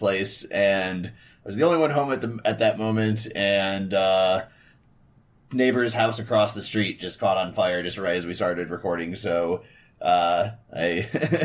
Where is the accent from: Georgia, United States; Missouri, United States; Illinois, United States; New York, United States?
Georgia, United States; Atlanta; I'm from Atlanta.